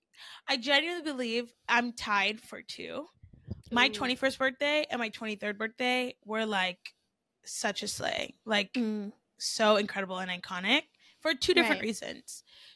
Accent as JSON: {"language": "English", "town": "Baton Rouge", "region": "Louisiana", "country": "United States", "tie": "born or raised there", "said": "I was born in Baton Rouge."}